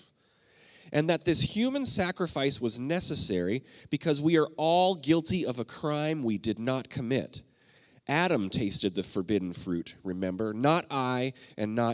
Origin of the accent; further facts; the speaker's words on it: Canada; I'm Canadian